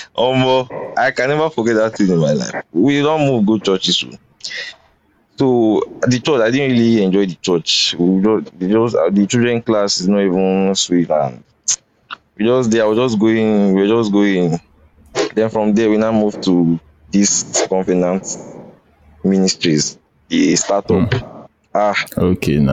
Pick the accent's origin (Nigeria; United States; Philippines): Nigeria; Edo; I'm from Edo, so the church is like we are mostly Edo in that church